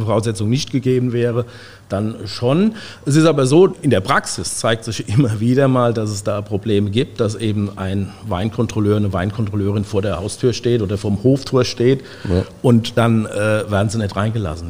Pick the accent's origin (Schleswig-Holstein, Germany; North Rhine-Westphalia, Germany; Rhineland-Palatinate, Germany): Rhineland-Palatinate, Germany; Guntersblum; bin aufgewachsen in Guntersblum